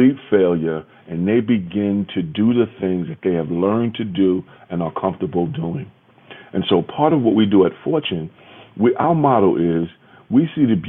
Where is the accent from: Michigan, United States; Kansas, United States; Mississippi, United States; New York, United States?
New York, United States; New York City; I grew up in Soundview in the Bronx.